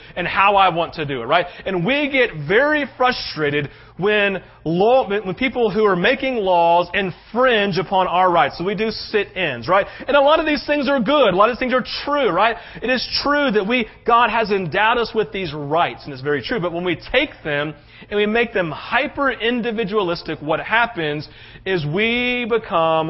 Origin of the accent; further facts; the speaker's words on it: United States; as an American who loves his country